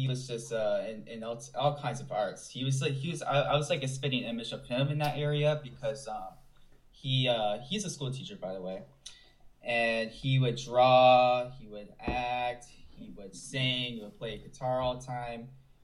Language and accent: English; Buffalo, New York, United States; also born or lived in Los Angeles; now in Florida, United States; I'm from Buffalo, New York.